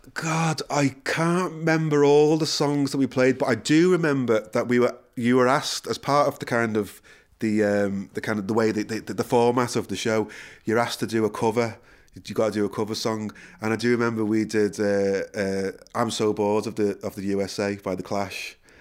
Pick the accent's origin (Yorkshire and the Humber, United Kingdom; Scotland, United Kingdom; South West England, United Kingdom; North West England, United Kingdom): North West England, United Kingdom; Liverpool; moved away as an adult; also born or lived in London; now in Ireland; born and bred in Liverpool